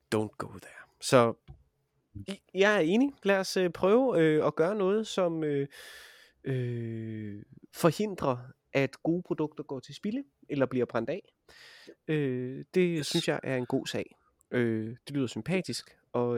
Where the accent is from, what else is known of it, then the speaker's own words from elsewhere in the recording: Vejle, Southern Denmark, Denmark; jeg er jo fra Vejle